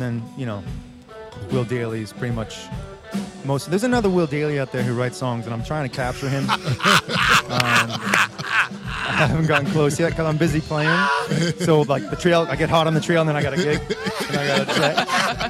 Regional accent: Boston, Massachusetts, United States; I'm from Boston, Massachusetts.

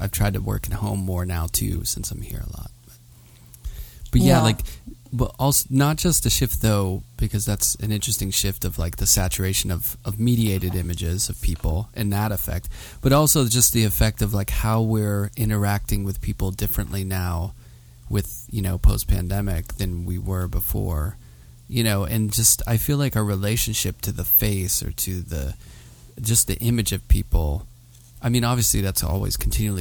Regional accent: Pittsburgh, Pennsylvania, United States; moved away as an adult; also born or lived in New York; I'm from Pittsburgh.

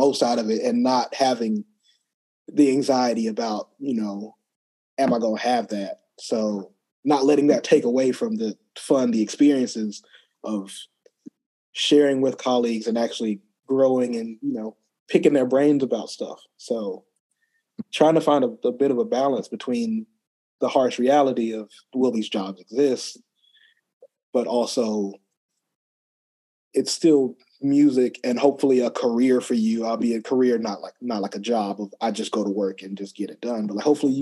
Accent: Opelika, Alabama, United States; moved away as an adult; now in Columbia, United States; Grew up in Opelika, Alabama

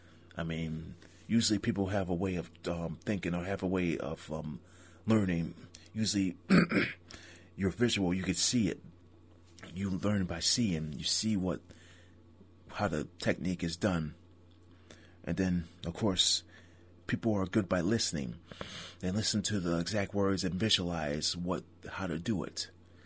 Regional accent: Niagara Falls, New York, United States; traveling from my hometown Niagara Falls to Boston.

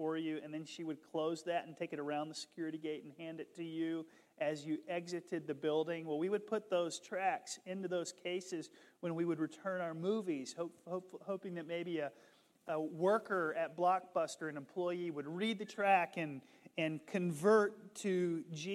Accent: the South, United States; I grew up in the South

